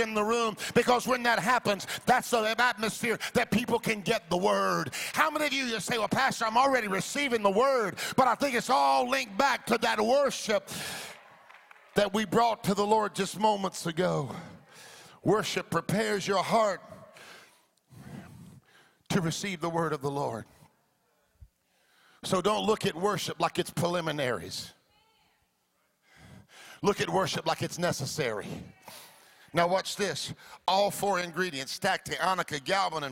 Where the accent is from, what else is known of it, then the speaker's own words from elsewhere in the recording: the Deep South, United States; also born or lived in Florida; I grew up in the South. Come on now. The deep South I was born